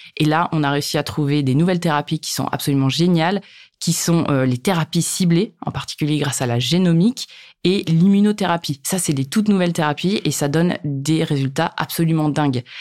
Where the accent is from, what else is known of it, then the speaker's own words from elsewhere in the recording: Hauts-de-France, France; je suis originaire des Hauts-de-France, là où j'habite encore aujourd'hui